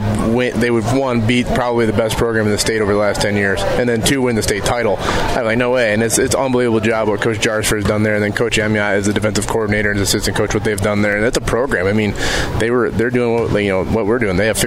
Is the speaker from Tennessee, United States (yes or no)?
no; Gladwin, Michigan, United States; being from Gladwin, it's a small-town vibe where everyone in the community knows you